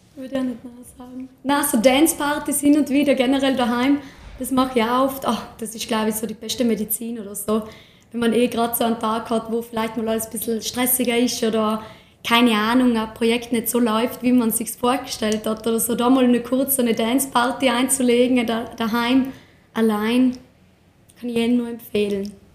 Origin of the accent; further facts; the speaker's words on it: Tyrol, Austria; hier bei uns in Tirol